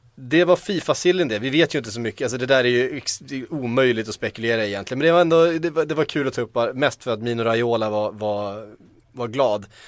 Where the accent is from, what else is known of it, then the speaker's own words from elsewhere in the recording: Västervik, Kalmar County, Sweden; accent: Östgötska; min, min, min östgötska